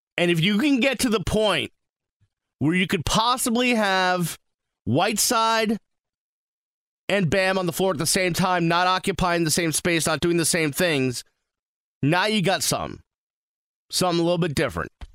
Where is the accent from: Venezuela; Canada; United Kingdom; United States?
United States; Boston, Massachusetts; now in Miami, United States; I'm from Boston